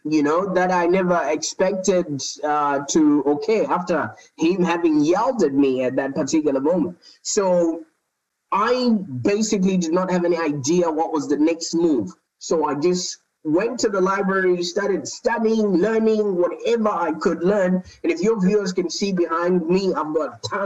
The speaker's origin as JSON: {"language": "English", "country": "Zimbabwe", "tie": "born or raised there", "moved": "as an adult", "lives_now": "Melbourne, Australia", "said": "I was born in Zimbabwe. I don't know if you know where that is. That's in the southern part of Africa. And I moved to Australia about 10 years ago"}